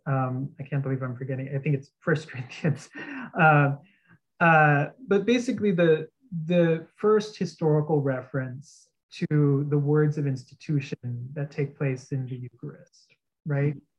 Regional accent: outside of San Antonio, Texas, United States; now in New York City, United States; I grew up in Texas, uh, outside of San Antonio

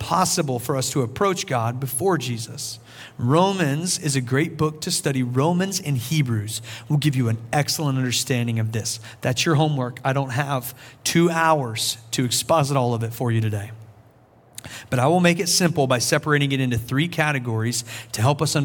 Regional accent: South Carolina, United States; I'm from South Carolina

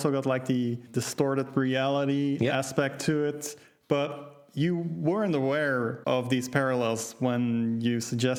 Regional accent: Belgium; I mean, I'm from Belgium. Like, we've got Smurfs and shit, so step up your blue man game.

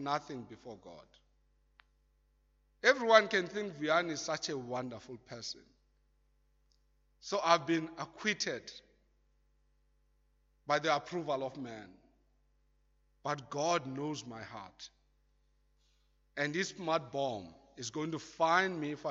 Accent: South Africa; as a South African

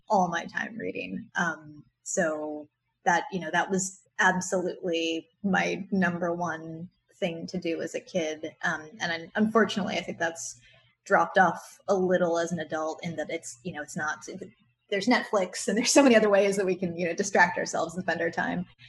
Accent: Maryland, United States; where I grew up in Maryland

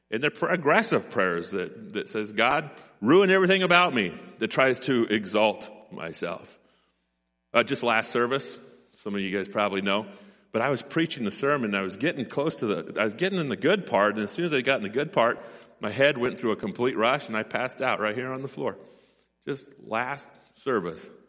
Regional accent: Gold Beach, Oregon, United States; born and raised in Gold Beach, and I grew up on Kerber Drive

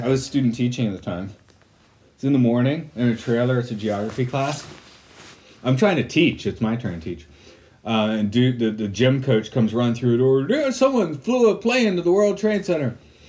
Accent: United States; me being the American.

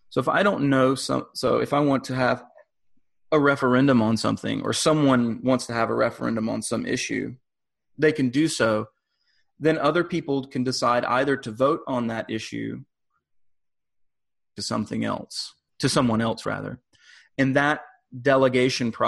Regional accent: United States; I am an American living in the US

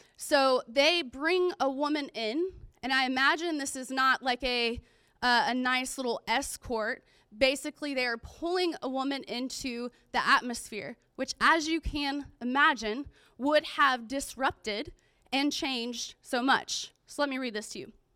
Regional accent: Pensacola, Florida, United States; I grew up in Pensacola, Florida

